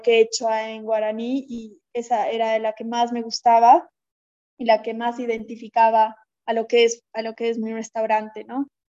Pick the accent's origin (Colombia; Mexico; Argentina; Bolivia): Bolivia; La Paz; also born or lived in Lima, Peru / United States / San Sebastián, Spain; soy de La Paz, Bolivia, y he estudiado acá, bueno, el colegio, acá en La Paz